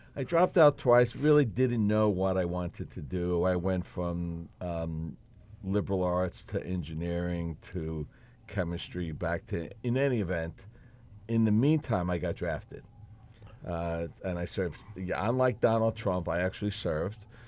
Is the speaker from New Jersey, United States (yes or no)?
yes; Elizabeth, New Jersey, United States; born in Elizabeth, born and raised in Elizabeth, uh, Elizabeth Port